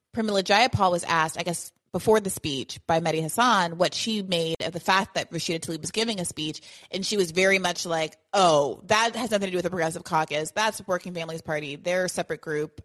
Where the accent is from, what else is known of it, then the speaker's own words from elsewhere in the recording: Kenya; moved away; we grew up in Kenya together